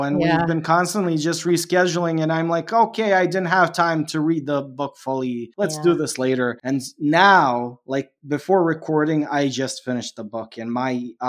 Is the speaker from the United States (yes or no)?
no; Canada; I grew up in Canada. Kat is also approximately the same age as me, and we grew up with the same TV and stuff.